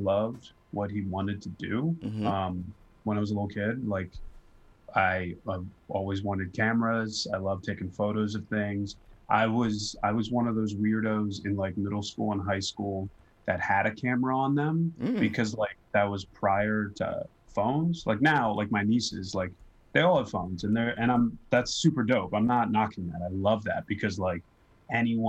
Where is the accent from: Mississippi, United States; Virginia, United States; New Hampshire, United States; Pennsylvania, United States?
Pennsylvania, United States; Philadelphia; moved away as an adult; also born or lived in North Carolina; now in New York, United States; because I'm from Philly.